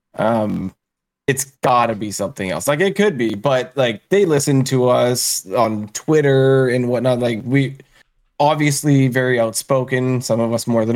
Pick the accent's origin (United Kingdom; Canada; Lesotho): Canada; as a Canadian